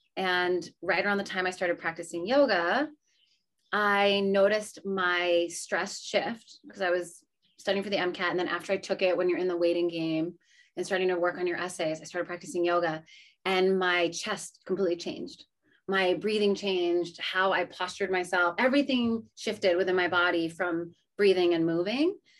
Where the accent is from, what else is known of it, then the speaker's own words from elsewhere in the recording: New England, United States; Growing up in New England